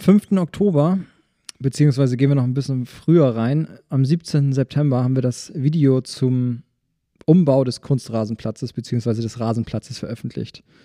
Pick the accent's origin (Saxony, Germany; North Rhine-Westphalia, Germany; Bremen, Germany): Saxony, Germany; Schwarzenberg; ich bin auch in Schwarzweg aufgewachsen